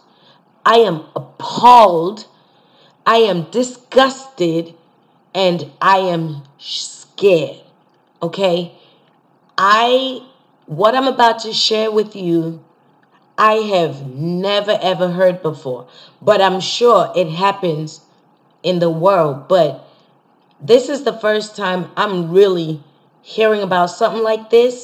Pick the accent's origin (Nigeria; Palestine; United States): Nigeria; I'm Nigerian